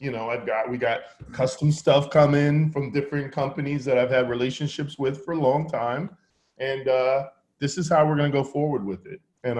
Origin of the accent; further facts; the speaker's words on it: New York City, New York, United States; I'm from Harlem.